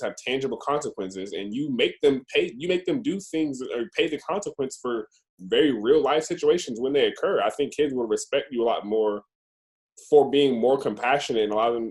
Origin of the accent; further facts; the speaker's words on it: Roswell, Georgia, United States; we're from Roswell